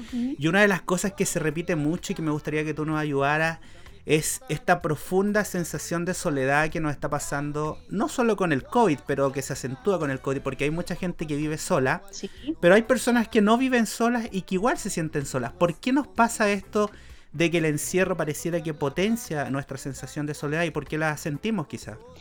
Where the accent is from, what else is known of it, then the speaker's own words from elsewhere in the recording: Chile; decimos aquí en Chile